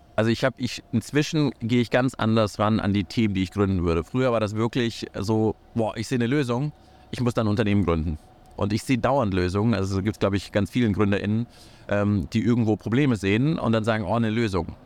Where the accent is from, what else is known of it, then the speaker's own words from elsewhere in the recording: Kazakhstan; now in Germany; ich bin in Kasachstan geboren, ich bin äh, nach Deutschland gekommen